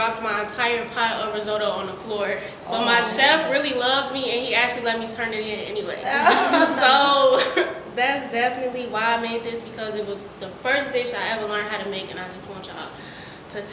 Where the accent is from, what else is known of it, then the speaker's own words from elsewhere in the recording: Chicago, Illinois, United States; I'm a Chicago native. I stay in the south suburbs. Yes, I'm from Chicago